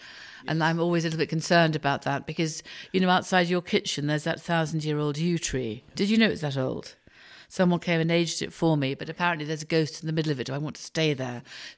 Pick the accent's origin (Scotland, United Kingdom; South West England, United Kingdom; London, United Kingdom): Scotland, United Kingdom; being Scottish